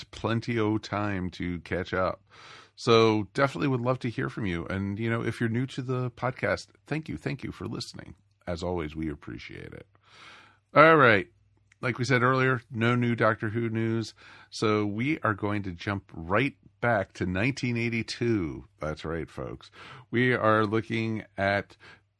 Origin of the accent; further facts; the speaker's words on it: United States; growing up outside of Washington, D.C.